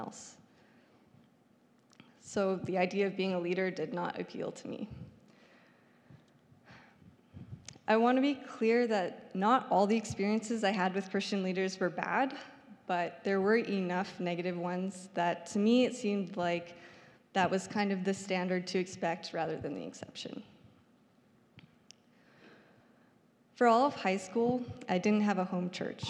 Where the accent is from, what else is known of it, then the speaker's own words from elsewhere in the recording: Saskatoon, Saskatchewan, Canada; I grew up here in Saskatoon